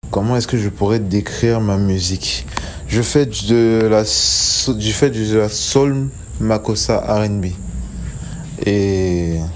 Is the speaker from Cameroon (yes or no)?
yes; Douala, Littoral, Cameroon; euh, je suis chanteur, j'ai 28 ans, je viens de Bonabéry dans la ville de Douala au Cameroun.